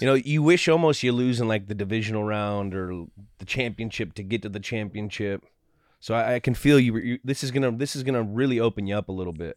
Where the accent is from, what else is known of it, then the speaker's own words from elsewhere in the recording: San Francisco Bay Area, California, United States; the Niners, my hometown team